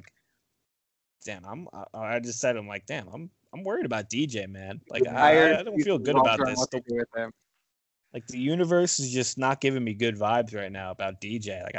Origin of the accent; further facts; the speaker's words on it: Florida, United States; And I'm from Florida.